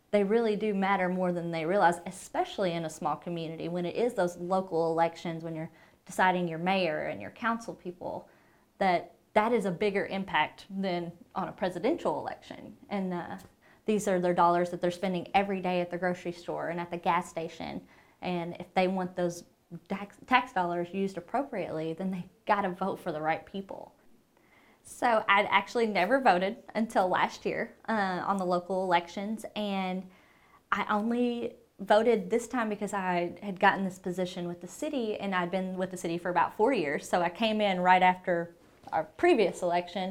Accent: Blytheville, Arkansas, United States; I'm from Blytheville, Arkansas.

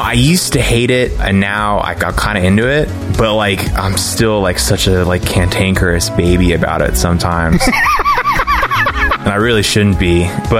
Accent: Houston, Texas, United States; moved away as an adult; also born or lived in New York; now in Los Angeles, United States; No, I'm from Houston originally. Ah. Went to school in New York. Now I live in LA.

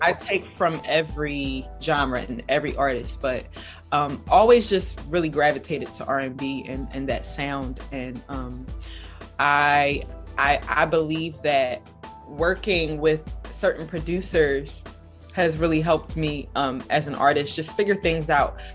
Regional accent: Philadelphia, Pennsylvania, United States; I am from Philly

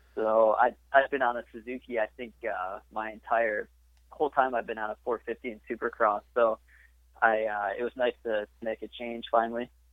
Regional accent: Richmond, Illinois, United States; I grew up in uh, Richmond, Illinois for pretty much my entire life

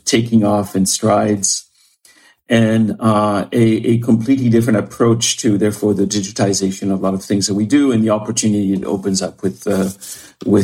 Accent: France; moved away as an adult; also born or lived in Paris, France; now in Bainbridge Island, United States; I was born and raised in France

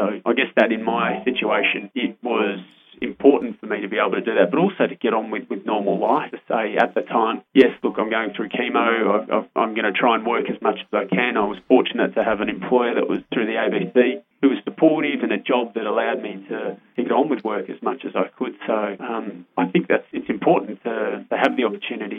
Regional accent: Canberra, Australian Capital Territory, Australia; I grew up in Flynn

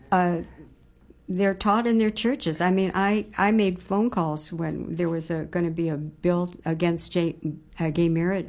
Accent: near Detroit, Michigan, United States; I grew up near Detroit

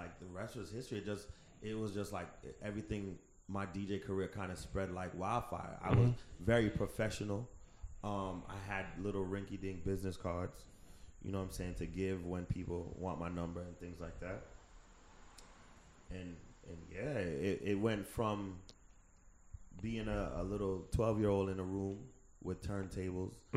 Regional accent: United States; I was born in America

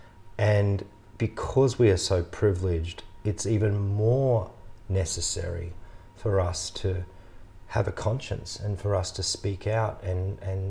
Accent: Australia; as an Australian public

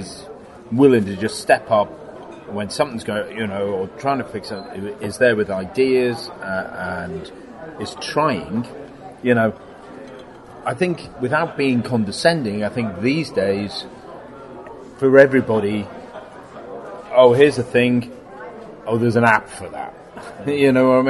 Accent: Liverpool, North West England, United Kingdom; I grew up in Liverpool, not much of a film industry there.

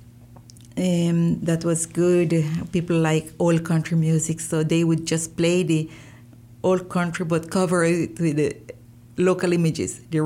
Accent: Bilwi, North Caribbean Coast Autonomous Region, Nicaragua; first language Miskito; English is a second language; I talk Miskito very good. It's my first language

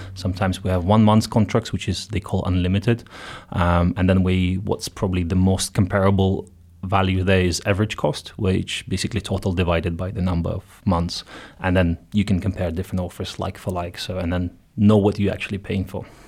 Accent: Ukraine; moved away as an adult; also born or lived in Netherlands / Belgium; now in Luxembourg; I'm Ukrainian originally, so I've been out for ten years already

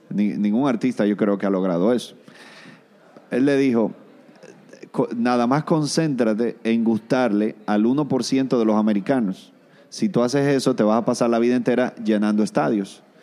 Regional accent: Venezuela; born there; porque yo nací aquí, soy venezolano

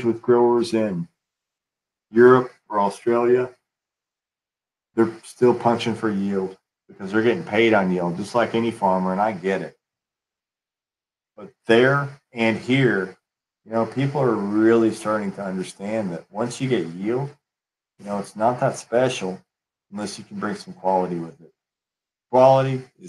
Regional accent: West Texas, United States; I'm from West Texas

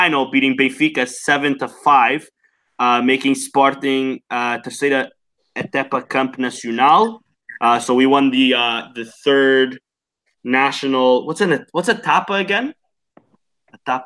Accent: Canada; I'm Canadian

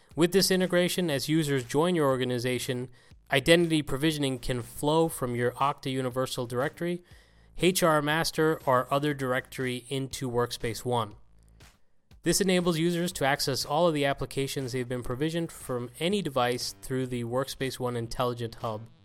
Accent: Ireland; my home country of Ireland

